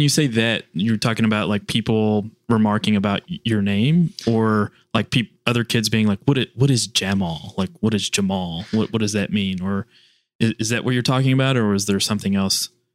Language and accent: English; Kentucky, United States; born or raised there; now in Washington, D.C., United States